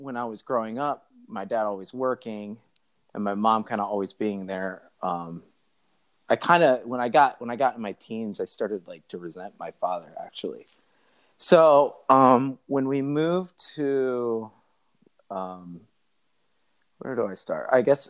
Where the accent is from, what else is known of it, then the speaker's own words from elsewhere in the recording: Chicago, Illinois, United States; born there; also born or lived in Cincinnati / Michigan / North Carolina / Atlanta; So I lived in Chicago, lived in Cincinnati, and then we worked our way through a little bit of Michigan, and then we went to North Carolina, Atlanta, and then we found ourselves in Florida.